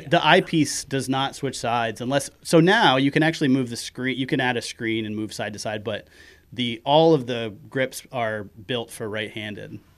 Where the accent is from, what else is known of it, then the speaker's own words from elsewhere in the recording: Kenduskeag, Maine, United States; accent: Maine; also born or lived in Bangor; I grew up in Kanduskeg, which is, you know, fifteen minutes inland